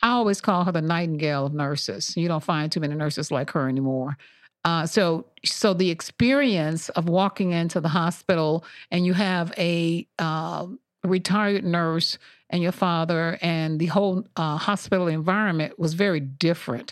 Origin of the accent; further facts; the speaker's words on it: Montgomery, Alabama, United States; moved away; I'm from originally born and raised in Montgomery, Alabama